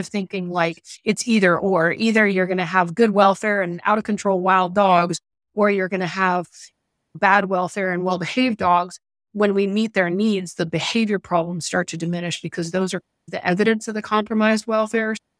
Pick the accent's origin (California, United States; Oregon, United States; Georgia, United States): Georgia, United States; Atlanta; my childhood growing up in Atlanta, major U S city right close to downtown